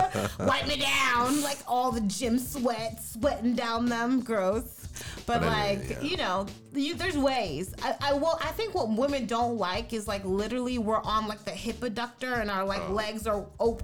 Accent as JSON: {"language": "English", "region": "the South", "country": "United States", "said": "we're all from the South, so it's kind of a controversial topic"}